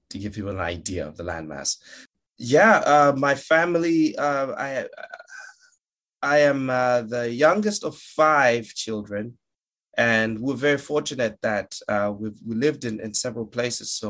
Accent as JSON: {"language": "English", "country": "Malawi", "said": "No, I'm I'm from uh, a country called Malawi. Uh, M A L A W I is the spelling."}